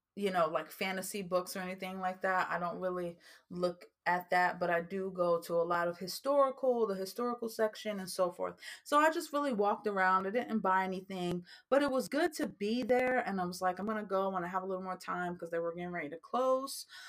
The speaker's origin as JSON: {"language": "English", "region": "New Jersey", "country": "United States", "said": "that's just like a New Jersey thing coming out of me because I am from New Jersey and sometimes we do talk a little fast"}